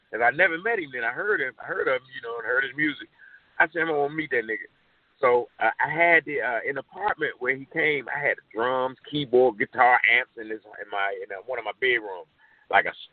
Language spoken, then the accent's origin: English; Oakland, California, United States; Uh, I'm from I'm from Acorn.